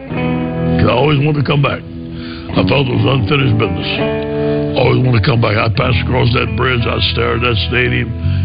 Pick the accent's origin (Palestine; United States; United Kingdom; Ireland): United States; Cajun, Louisiana; That's the advantage of being Cajun right there.